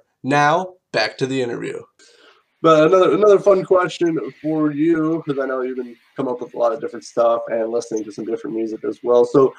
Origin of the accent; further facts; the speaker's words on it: Indiana, United States; Indiana, where I'm from, where you're from. So great state, my home state, I call home.